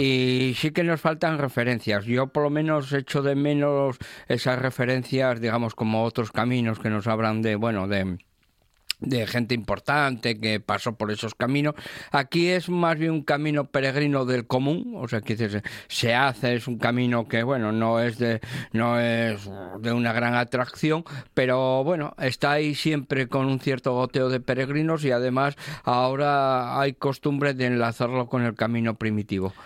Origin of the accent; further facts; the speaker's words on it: Asturias, Spain; los astures